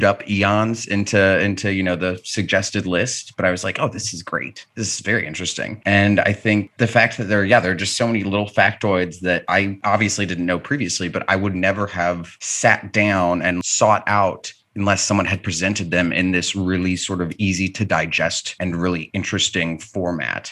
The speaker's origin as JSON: {"language": "English", "town": "Jacksonville", "region": "Florida", "country": "United States", "tie": "born or raised there", "said": "grew up in Jacksonville, Florida"}